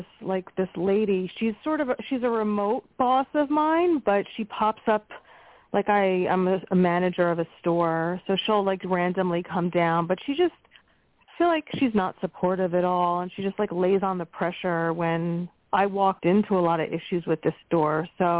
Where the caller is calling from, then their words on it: Pennsylvania, United States; from Pennsylvania.